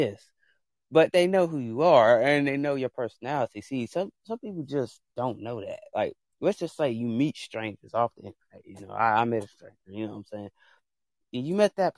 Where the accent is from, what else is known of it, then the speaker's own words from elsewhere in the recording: United States; I am American